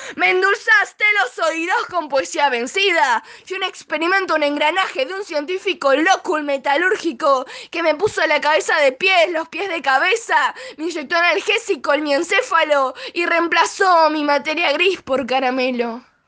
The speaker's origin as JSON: {"language": "Spanish", "area": "Zona Norte", "region": "Buenos Aires Province", "country": "Argentina", "said": "soy de Zona Norte, Buenos Aires"}